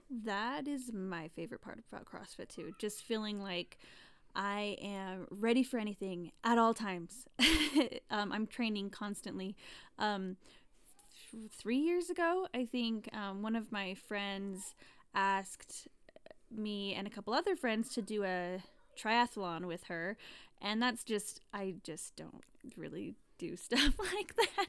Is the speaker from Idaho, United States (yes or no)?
yes; Rigby, Idaho, United States; we are both from Rigby originally